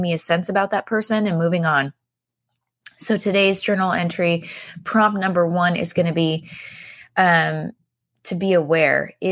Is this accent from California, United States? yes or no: yes; San Diego, California, United States; I'm from San Diego. That's where my mom and my brothers and I live